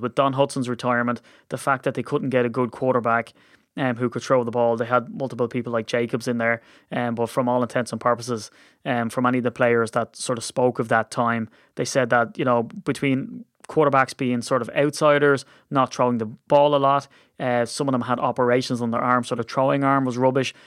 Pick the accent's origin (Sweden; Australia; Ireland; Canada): Ireland; as an Irishman